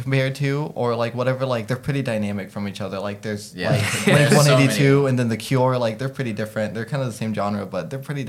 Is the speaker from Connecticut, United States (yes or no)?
no; Sand Springs, Oklahoma, United States; also born or lived in Mannford, Oklahoma; I'm from, like, Manford and Sand Springs, just kind of in and out most of my life